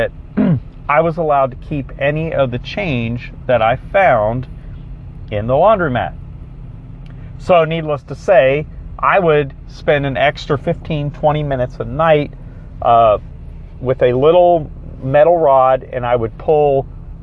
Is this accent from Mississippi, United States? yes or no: no; South Florida, United States; I grew up in South Florida